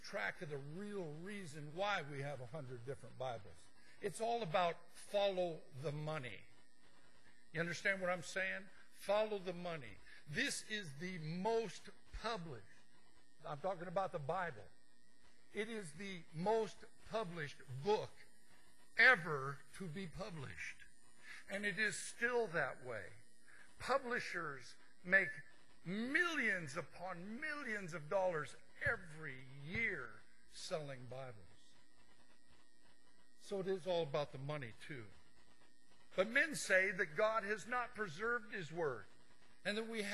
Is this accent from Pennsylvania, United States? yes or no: no; Montana, United States; I'm from Montana.